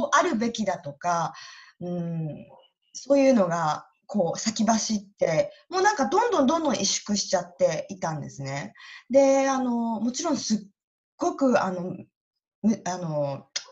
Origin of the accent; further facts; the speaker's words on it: Iwate, Japan; moved away as an adult; also born or lived in Tokyo, Japan / Canada; now in Brisbane area, Australia; 私はですね、岩手県出身で